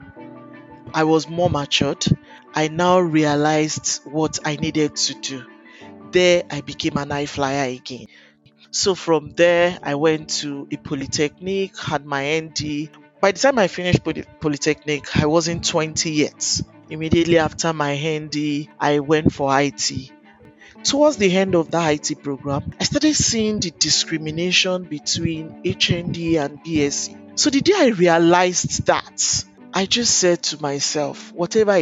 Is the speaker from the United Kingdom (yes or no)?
no; Akure, Ondo, Nigeria; also born or lived in Owo; I grew up in Akure. I'm from Owo.